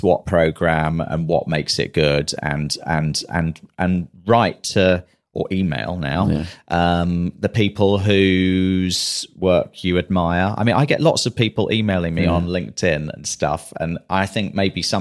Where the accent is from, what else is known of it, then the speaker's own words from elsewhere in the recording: London, United Kingdom; also born or lived in Manchester; I was in London all of my life, other than when I was at Manchester at university.